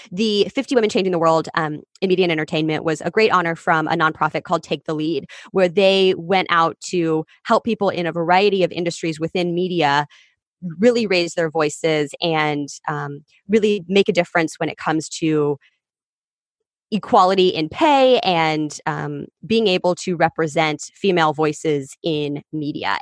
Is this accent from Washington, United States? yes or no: no; Kansas City, Kansas, United States; moved away as an adult; also born or lived in Columbia, Missouri / Los Angeles; I grew up in Kansas City on the Kansas side.